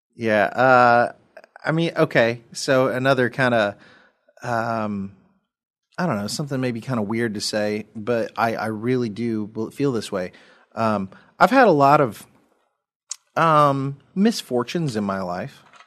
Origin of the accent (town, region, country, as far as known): United States